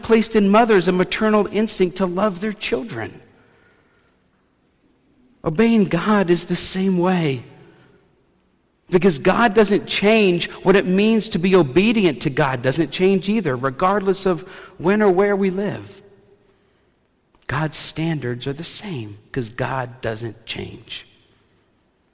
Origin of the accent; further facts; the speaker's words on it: the South, United States; moved away; I'm from the South